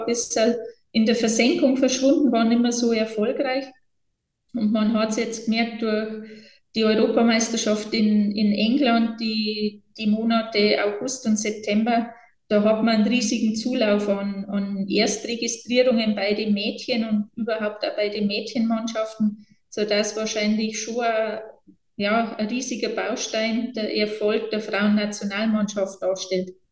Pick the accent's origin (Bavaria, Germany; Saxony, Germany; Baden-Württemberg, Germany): Bavaria, Germany; bei uns in Bayern